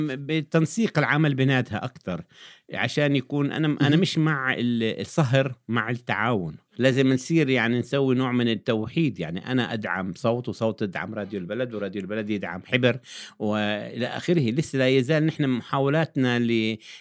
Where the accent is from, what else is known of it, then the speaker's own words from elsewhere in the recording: Jordan; عندنا في الأردن